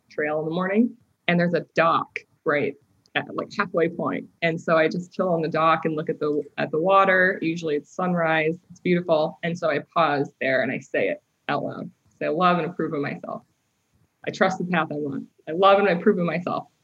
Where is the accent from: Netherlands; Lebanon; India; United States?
United States; Midwest; moved away as an adult; also born or lived in London, Ontario, Canada / California; I moved to the states when I was young, and then just spent most of my life in the Midwest